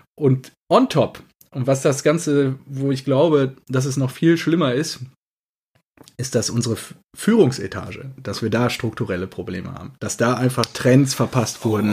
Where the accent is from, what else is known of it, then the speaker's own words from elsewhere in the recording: Cappenberg, North Rhine-Westphalia, Germany; Kappenberger Tröpfchen äh, aus meinem Heimatort